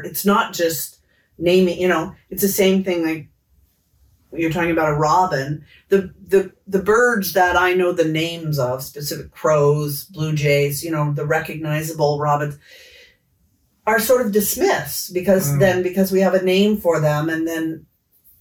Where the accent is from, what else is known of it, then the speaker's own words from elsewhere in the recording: Los Angeles, California, United States; as a child growing up in Los Angeles